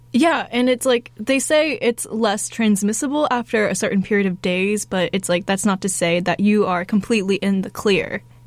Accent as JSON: {"language": "English", "town": "Phoenix", "region": "Arizona", "country": "United States", "tie": "born or raised there", "said": "my hometown in Phoenix"}